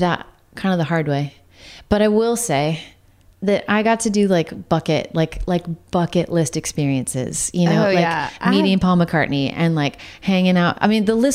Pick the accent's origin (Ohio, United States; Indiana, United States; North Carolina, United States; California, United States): California, United States; Santa Cruz County, Northern; I grew up in Northern California most of my life, but which was an odd combo to like grow up in Santa Cruz County